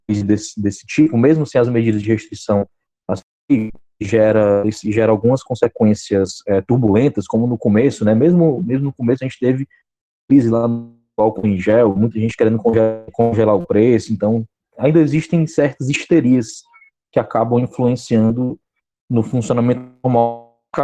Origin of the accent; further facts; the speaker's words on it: Fortaleza, Ceará, Brazil; eu sou de Fortaleza, Ceará